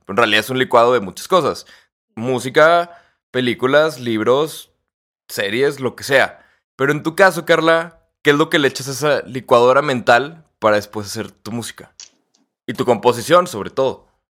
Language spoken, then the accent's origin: Spanish; Torreón, Coahuila, Mexico; aquí en Torreón, que nosotros somos de Torreón